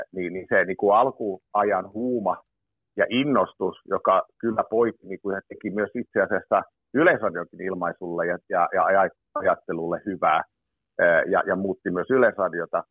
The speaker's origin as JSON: {"language": "Finnish", "town": "Tammisaari", "region": "Uusimaa", "country": "Finland", "tie": "born or raised there", "said": "levytettiinkin Tammisaaresta, kun olen kotoisin"}